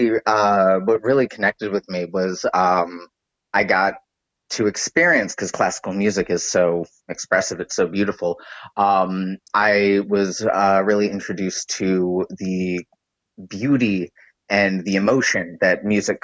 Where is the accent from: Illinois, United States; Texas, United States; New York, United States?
New York, United States; New York City; also born or lived in Allentown, Pennsylvania; I'm a New York local. I grew up in the Upper West Side.